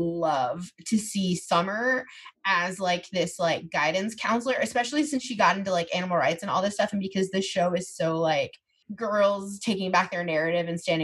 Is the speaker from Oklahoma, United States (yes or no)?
yes; Oklahoma, United States; I grew up in Oklahoma